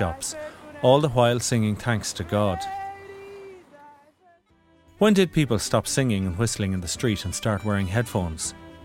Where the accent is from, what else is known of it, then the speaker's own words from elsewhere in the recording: Ireland; I'm Irish